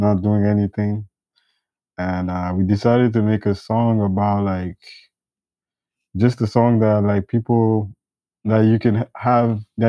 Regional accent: Ethiopia; I grew up mostly in Ethiopia.

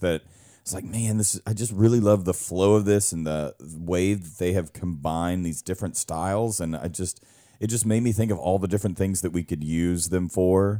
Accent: Louisiana, United States; me growing up in Louisiana

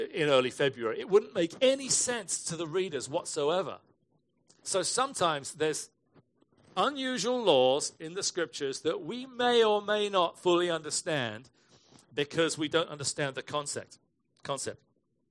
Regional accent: England, United Kingdom; moved away as an adult; now in United States; I was from England.

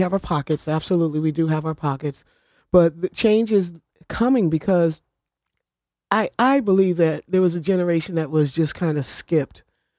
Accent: New Haven, Connecticut, United States; On Lander Street.

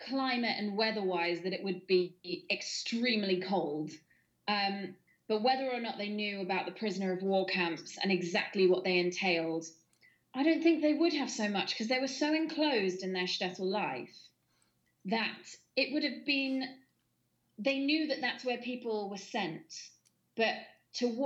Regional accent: United Kingdom; also born or lived in Bournemouth; I grew up in Elster and Bournemouth

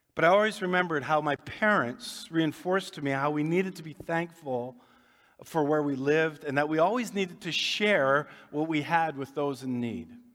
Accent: Winnipeg, Manitoba, Canada; grew up here in Winnipeg, south end of town

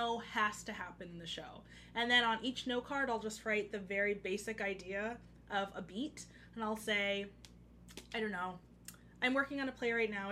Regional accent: Oxon Hill, Maryland, United States; I'm from Oxon Hill, Maryland, which is in PG County.

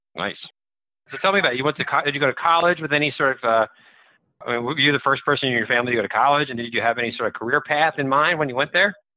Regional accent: New Jersey, United States; I grew up in New Jersey

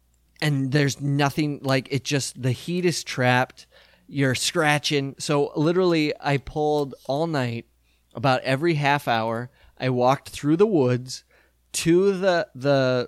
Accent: South Dakota, United States; And I grew up in South Dakota, and we get pretty rough mosquitoes in the summer.

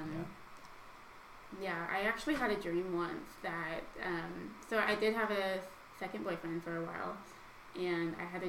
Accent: Tulsa, Oklahoma, United States; I'm from right here in Tulsa, Oklahoma

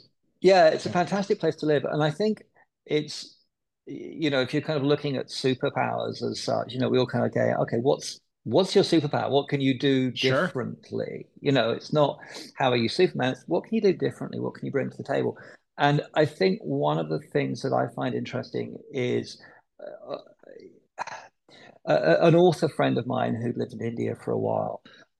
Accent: London, United Kingdom; now in Phoenix, United States

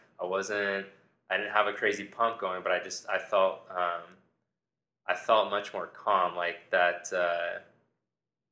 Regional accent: Southern California, United States; I grew up in Southern California

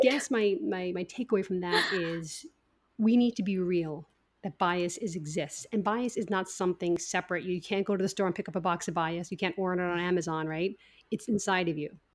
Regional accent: Ireland; now in United States; I grew up in Ireland

